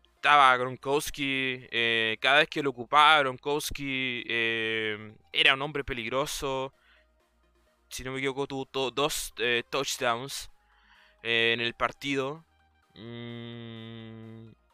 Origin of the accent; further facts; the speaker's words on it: Chile; yo soy chileno